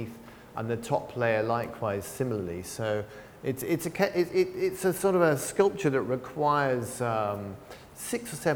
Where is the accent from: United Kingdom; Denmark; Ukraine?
United Kingdom; England; now in San Francisco, United States; I grew up in England